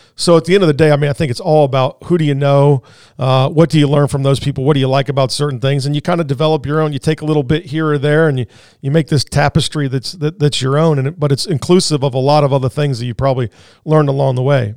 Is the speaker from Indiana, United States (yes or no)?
yes; Indianapolis, Indiana, United States; moved away; I was born and raised in Indianapolis